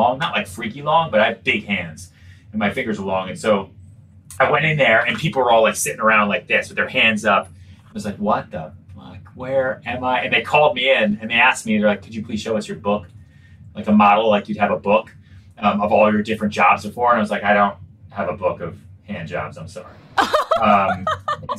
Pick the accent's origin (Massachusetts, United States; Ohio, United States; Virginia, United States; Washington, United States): Massachusetts, United States; outside Boston, North Shore; also born or lived in Texas / Long Island; now in New York, United States; I grew up outside Boston. Really, I lived on Long Island for a little bit, but really kind of my formative years. So, you know, junior high, high school was was outside Boston